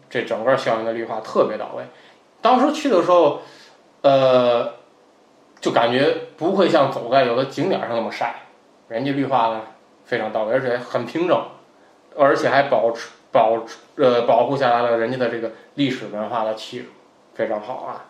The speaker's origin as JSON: {"language": "Chinese", "region": "northern China", "country": "China", "said": "作为一个北方人，不是那么的适应"}